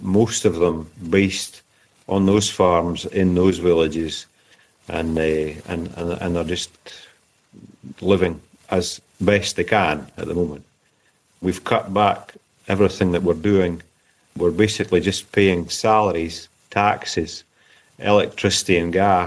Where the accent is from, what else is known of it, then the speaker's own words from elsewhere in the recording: St Andrews, Scotland, United Kingdom; moved away as an adult; now in Odessa, Ukraine; Born in St Andrews in Fife in Scotland. I've been in Ukraine since March 1993